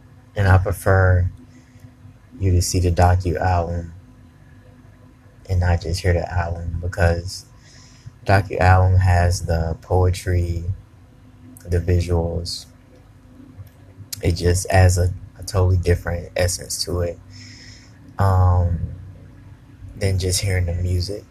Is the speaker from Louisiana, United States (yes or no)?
no; Tennessee, United States; I'm from Tennessee